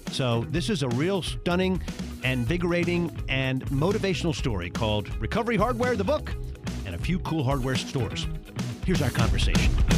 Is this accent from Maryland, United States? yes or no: yes; Baltimore, Maryland, United States; in Baltimore? My hometown?